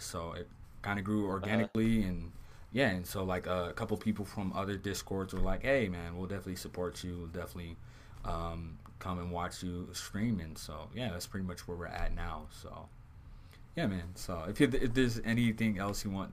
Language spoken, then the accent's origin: English; Southern California, United States; I'm from Southern California